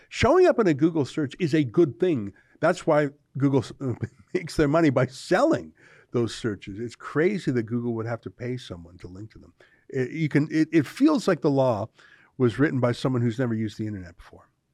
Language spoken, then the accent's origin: English; Canada; I'm a Canadian